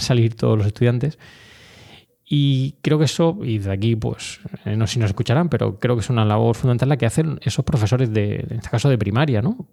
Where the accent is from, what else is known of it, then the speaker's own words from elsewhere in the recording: Orihuela, Valencian Community, Spain; moved away as an adult; also born or lived in Granada / Madrid; yo fui desde Orihuela, eh, mi ciudad em, no natal, pues sabes que soy granadino, pero bueno, realmente la ciudad donde he desarrollado toda mi infancia, donde he estado toda mi infancia